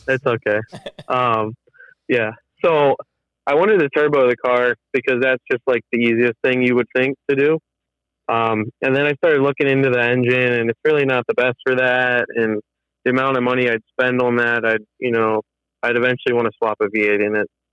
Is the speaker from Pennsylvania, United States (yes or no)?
yes; Pennsylvania, United States; moved away as an adult; now in Michigan, United States; I'm originally from Pennsylvania